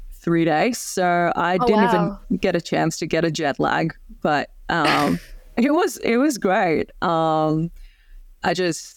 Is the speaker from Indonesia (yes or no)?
yes; Indonesia; English is a second language; because I'm from Indonesia and there's a lot of, you know, smaller towns and regions in Indonesia that I haven't been to yet